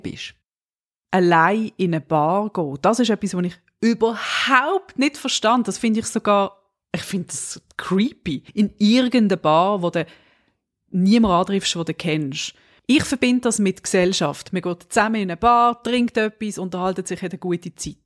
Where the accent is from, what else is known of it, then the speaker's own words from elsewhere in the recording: Switzerland; Ich bin ja Schweizerin und wir Schweizer